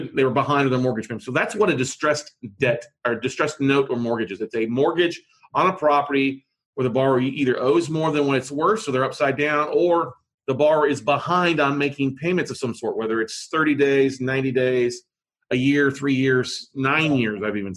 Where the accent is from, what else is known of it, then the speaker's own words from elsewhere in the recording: Minnesota, United States; I'm originally from Minnesota, so I can speak with an accent if I need